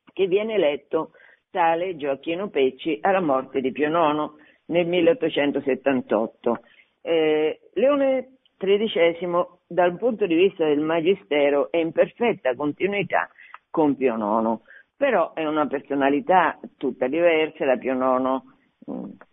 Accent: Fabriano, Marche, Italy; io sono marchigiana, sono di Fabriano

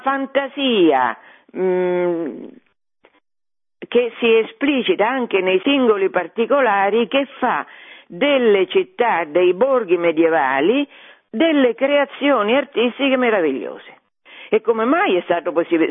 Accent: Fabriano, Marche, Italy; io sono di Fabriano

